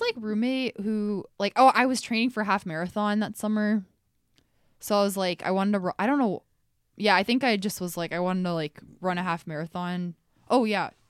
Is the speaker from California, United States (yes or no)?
no; Iowa, United States; I'm from Iowa